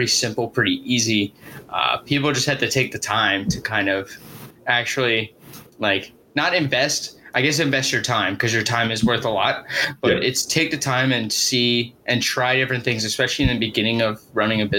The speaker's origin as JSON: {"language": "English", "town": "Philadelphia", "region": "Pennsylvania", "country": "United States", "said": "I'm from Philly area"}